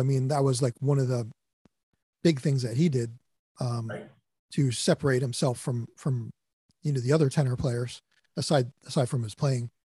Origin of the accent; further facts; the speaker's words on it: East Brunswick, New Jersey, United States; also born or lived in Boston; I'm originally from New Jersey and that's where I live now